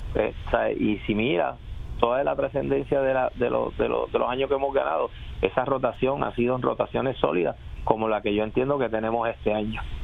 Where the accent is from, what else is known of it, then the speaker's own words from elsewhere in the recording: Puerto Rico; soy puertorriqueño